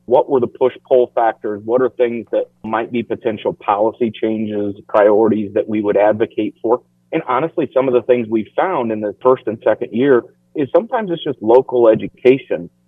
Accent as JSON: {"language": "English", "region": "Iowa", "country": "United States", "also_born_or_lived": "London / Washington, D.C.", "moved": "as an adult", "said": "I lived in London. I've lived in Washington, D.C. I'm from Iowa and I came back."}